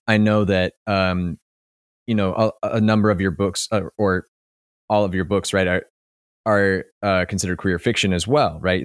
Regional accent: Kentucky, United States; moved away; I'm originally from Kentucky

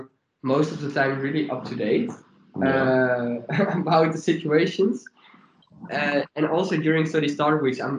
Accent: Leeuwarden, Friesland, Netherlands; it's my hometown, and I feel really, I feel chill in the city.

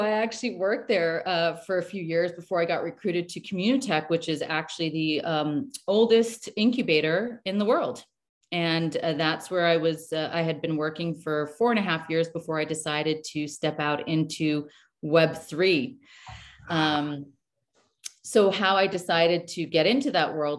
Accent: Canada; moved away; also born or lived in New York / Beirut, Lebanon; I'm born Canadian, but when we moved back to Canada

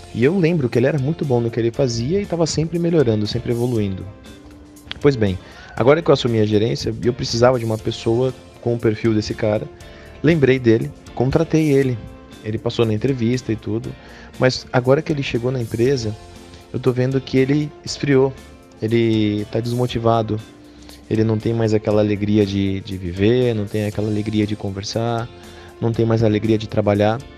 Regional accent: São Paulo, Brazil; eu sou de São Paulo

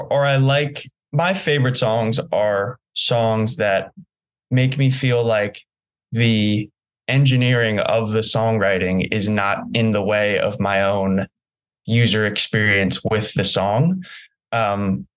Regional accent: New Jersey, United States; moved away; I had a wonderful upbringing in New Jersey

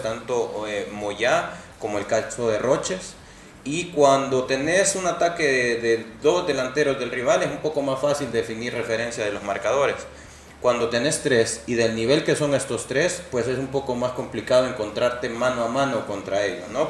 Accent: El Salvador; nosotros obviamente como salvadoreños

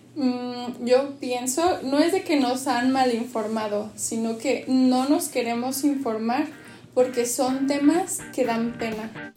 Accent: Mexico; somos mexicanos

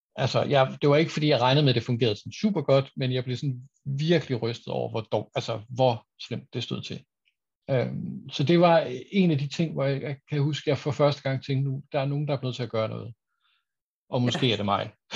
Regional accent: Aarhus, Central Denmark Region, Denmark; now in Copenhagen, Denmark; jeg er også en gammel Aarhus-dreng

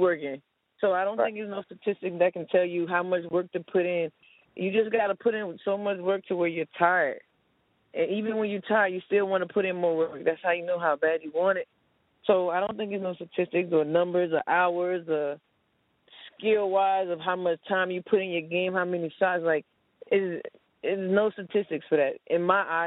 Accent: Miami, Florida, United States; I grew up in Miami, you know, small town in Miami called New City.

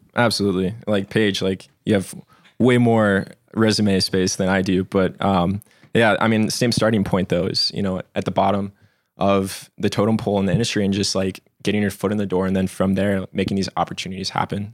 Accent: Alaska, United States; moved away as an adult; now in Colorado, United States; I was born and raised in Alaska, and then, uh, kinda made the leap out here in twenty sixteen.

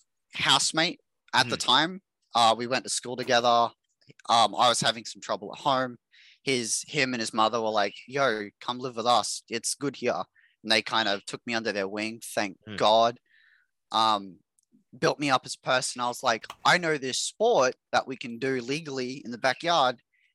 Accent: Queensland, Australia; now in Mackay, Australia; Well, I'm in the Texas of Australia, known as Queensland. Grew up moving everywhere, been everywhere in Queensland. Everywhere sucks. Currently living in Mackay, which is this average size little

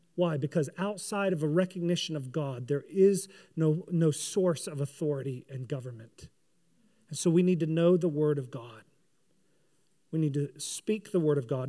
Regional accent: United States; I'm a kingdom person who is an American as well

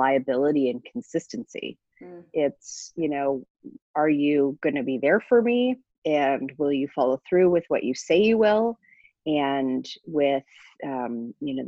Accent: Toronto, Ontario, Canada; moved away as an adult; now in Minneapolis, United States; I was raised in Toronto in Canada, and came to Minnesota for a two-year fellowship

